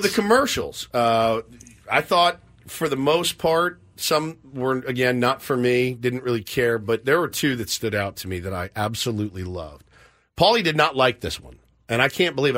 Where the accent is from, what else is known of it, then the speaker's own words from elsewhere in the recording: Grapevine, Texas, United States; He's from my hometown. Went to my, my high school.